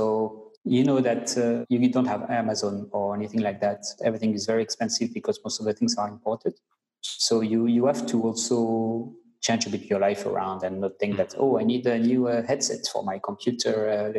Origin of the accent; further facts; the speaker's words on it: France; English is a second language; moved away as an adult; now in Mauritius; I'm French